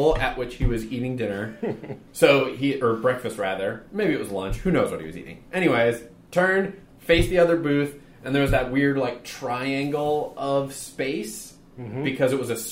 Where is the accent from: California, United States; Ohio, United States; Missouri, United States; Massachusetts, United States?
Massachusetts, United States; I grew up in Massachusetts and there was an Abdow's Big Boy in Agawam